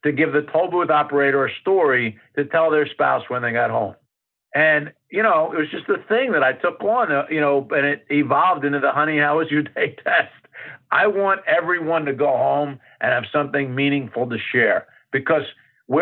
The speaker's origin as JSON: {"language": "English", "town": "Philadelphia", "region": "Pennsylvania", "country": "United States", "tie": "born or raised there", "said": "I grew up in Philadelphia, and we used to have to go through the toll booth to get to New Jersey"}